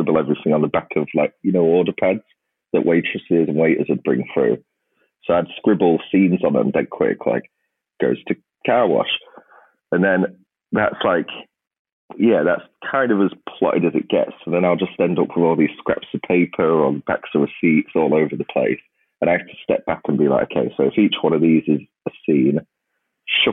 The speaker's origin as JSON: {"language": "English", "town": "Grimsby", "region": "Yorkshire and the Humber", "country": "United Kingdom", "tie": "born or raised there", "said": "a town like Grimsby. I mean, it's my hometown"}